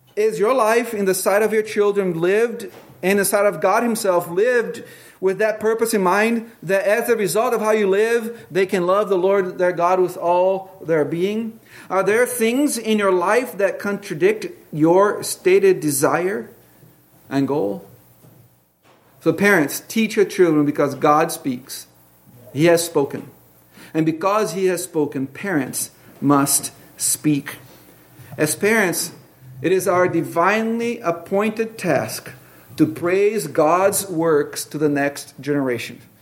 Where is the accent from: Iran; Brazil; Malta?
Brazil; moved away; I grew up with in Brazil